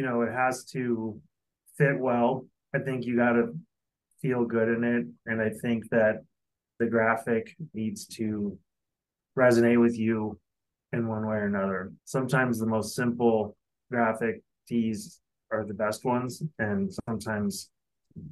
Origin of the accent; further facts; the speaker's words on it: Denver, Colorado, United States; moved away as an adult; also born or lived in Los Angeles, California; I'm originally from Denver, Colorado, and I spent over 20 years in Los Angeles